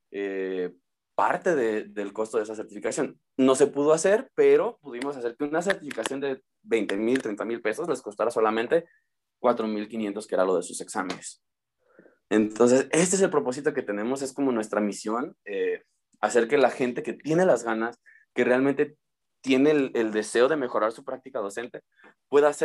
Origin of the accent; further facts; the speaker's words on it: Uruapan, Michoacán, Mexico; por cuestiones personales necesitaba regresar a, mi ciudad natal, eh, por cuestiones de salud también.